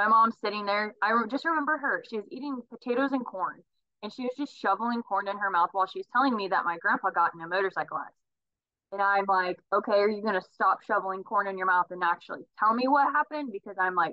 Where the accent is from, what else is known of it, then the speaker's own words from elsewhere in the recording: Reading / Osage City, Kansas, United States; In seventh grade, really, we moved from Reading to Osage, so it's like 15 miles away. Reading was a nice place in between Emporia and Osage